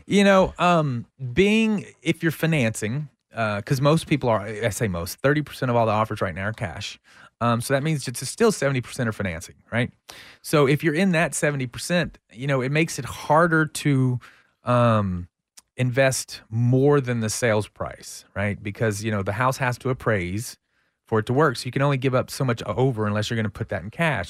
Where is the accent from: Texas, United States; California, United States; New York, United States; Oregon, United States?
Texas, United States; Central; I'm from Central Texas.